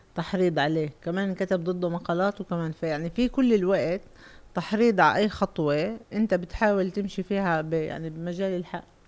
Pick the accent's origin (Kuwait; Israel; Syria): Israel; Lod, Central District; اللد هي اللي في لسه عليها عنا معركه بالهويه